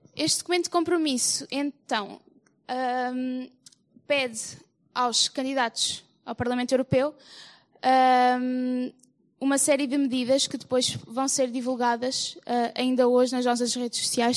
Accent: Sertã, Centro, Portugal; also born or lived in Coimbra; venho do Conselho da Sertã

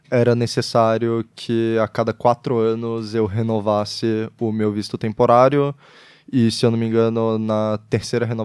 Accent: Brazil; also born or lived in Netherlands; now in Portugal; eu sou brasileiro e holandês, então eu não consigo votar em Portugal

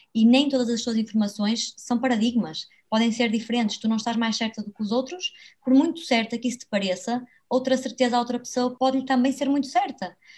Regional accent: Braga, Norte, Portugal; also born or lived in Porto; eu vivo em Braga, sou natural de Braga

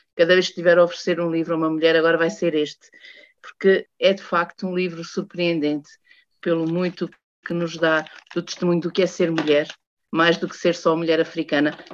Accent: Portugal; Sendo portuguesa

